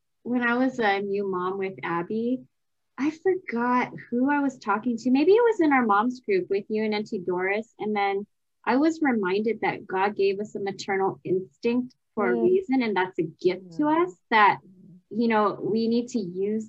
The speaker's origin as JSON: {"language": "English", "country": "United States", "said": "as American moms"}